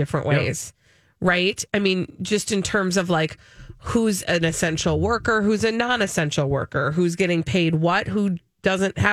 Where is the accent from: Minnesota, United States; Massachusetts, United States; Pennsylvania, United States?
Minnesota, United States; We're from Minnesota